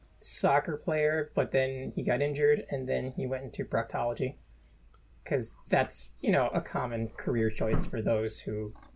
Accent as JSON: {"language": "English", "region": "New York", "country": "United States", "said": "I'm from New York. It's all the same to me."}